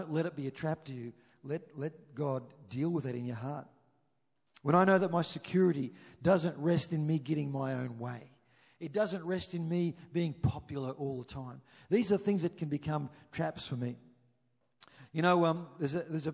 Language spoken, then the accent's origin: English; Chinchilla, Queensland, Australia; moved away; we grew up in Chinchilla